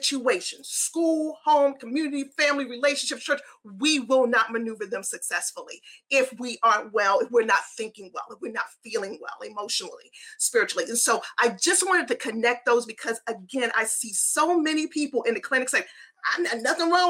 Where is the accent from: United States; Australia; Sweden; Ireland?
United States; Baltimore, Maryland; now in Nashville, United States; I'm from Baltimore City, born and raised